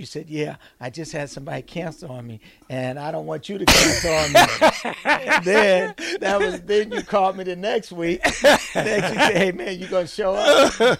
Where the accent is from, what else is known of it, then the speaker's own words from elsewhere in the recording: Omaha, Nebraska, United States; moved away as an adult; now in Portland; I grew up in Omaha, Nebraska. I'm the second oldest out of 11 kids.